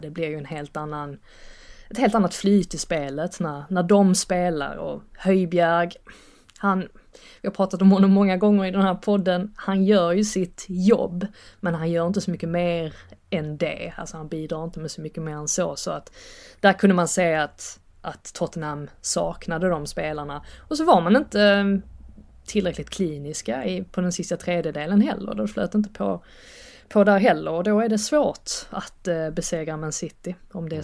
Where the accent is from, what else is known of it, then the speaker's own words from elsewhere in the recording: Sweden; moved away as an adult; also born or lived in England; now in United Kingdom; nästan som att vara hemma i Sverige